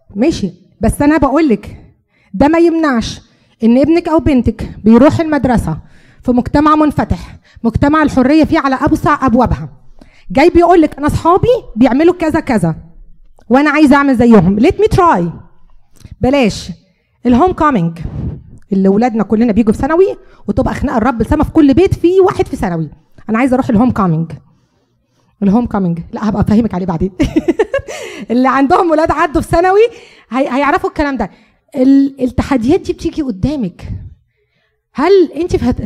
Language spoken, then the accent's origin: Arabic; Egypt; moved away; احنا عارفين كمصريين